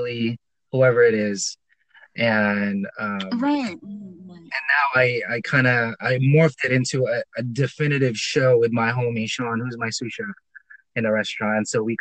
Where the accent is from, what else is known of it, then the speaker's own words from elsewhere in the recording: Philippines; moved away; I'm Filipino. I was born and raised there